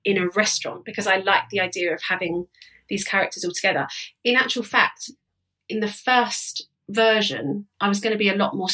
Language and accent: English; London, United Kingdom; That's how I've sort of grown up, is this, going out a lot, basically being a Londoner